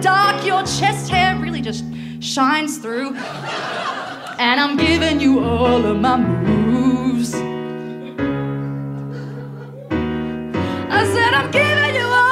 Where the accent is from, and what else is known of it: Bathurst, New South Wales, Australia; born or raised there